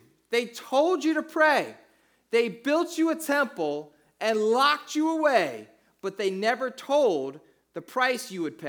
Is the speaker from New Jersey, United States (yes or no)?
yes; New Jersey, United States; So I grew up in South Jersey, and I went to high school in the early 90s down in South Jersey, and that was probably the most influential time of music in my life.